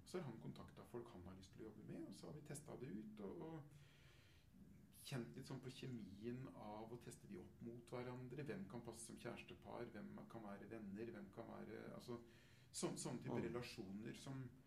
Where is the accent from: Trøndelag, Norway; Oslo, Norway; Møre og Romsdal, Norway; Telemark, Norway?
Telemark, Norway; jeg kommer fra Midt-Telemark selv